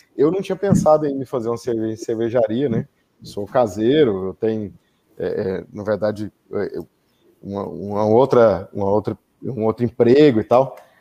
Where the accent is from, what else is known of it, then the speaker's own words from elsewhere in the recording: interior of Goiás, Brazil; also born or lived in Goiânia; eu sou goiano, uh, nasci em Goiânia, mas uh, na verdade minha mãe é, foi ter o parto lá, mas eu sou do interior